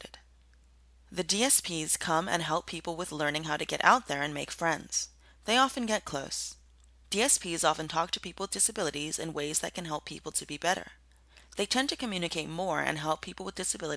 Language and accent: English; Fitzgerald, Georgia, United States; I'm from Fitzgerald, Georgia.